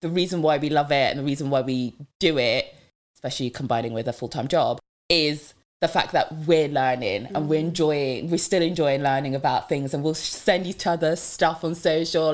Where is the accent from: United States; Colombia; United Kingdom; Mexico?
United Kingdom; Devon, South West England; first language French; English is a second language; also born or lived in Democratic Republic of the Congo; I'm Congolese, so from the Democratic Republic of Congo, and yeah, but grew up in Devon.